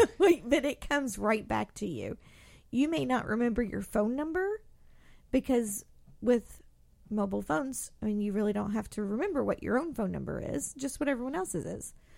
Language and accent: English; Indiana, United States; now in Louisville, United States; me growing up in Indiana